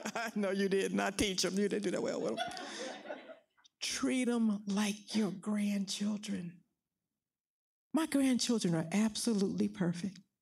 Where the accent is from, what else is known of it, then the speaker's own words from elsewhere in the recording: Philadelphia, Pennsylvania, United States; I grew up in West Philly, Pennsylvania.